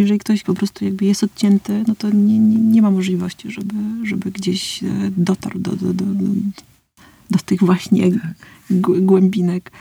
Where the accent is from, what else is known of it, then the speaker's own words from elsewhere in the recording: Warmian-Masurian Voivodeship, Poland; ja się wychowywałam na Mazurach